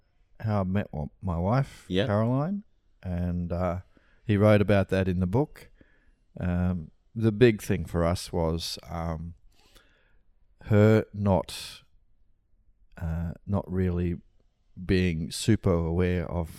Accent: Brisbane, Queensland, Australia; Yeah. Yeah, I was born here.

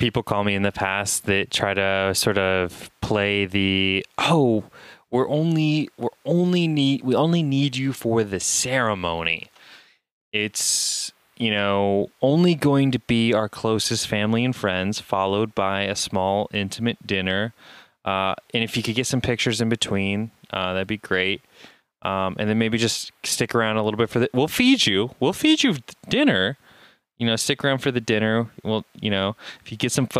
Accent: Indiana, United States; I'm from Indiana

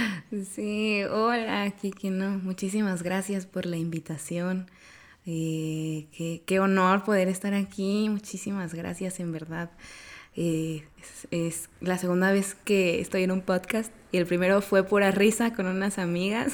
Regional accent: Oaxaca, Mexico; moved away as an adult; now in Querétaro, Mexico; vivo en Querétaro desde hace cuatro años, pero yo soy de Oaxaca

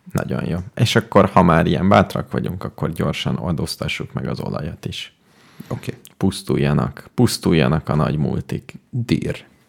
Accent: Hungary; én magyar vagyok

